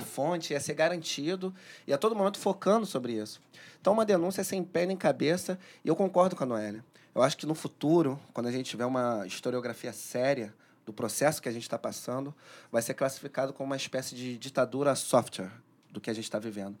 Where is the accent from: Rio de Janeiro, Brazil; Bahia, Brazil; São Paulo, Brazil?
Rio de Janeiro, Brazil; sou cria lá da Maré